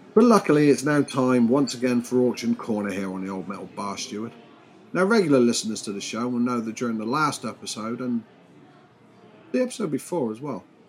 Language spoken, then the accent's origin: English; United Kingdom; I'm British.